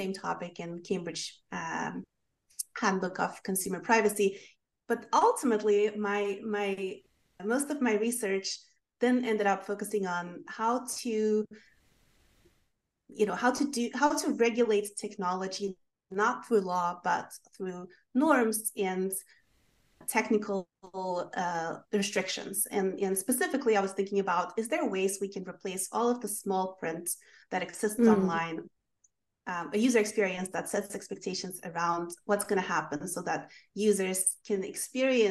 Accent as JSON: {"language": "English", "country": "Sweden", "tie": "born or raised there", "also_born_or_lived": "London, United Kingdom / Dublin, Ireland", "moved": "as an adult", "lives_now": "United States", "said": "I grew up in Sweden and ended up going to college in London and then living in Dublin, Ireland for a while"}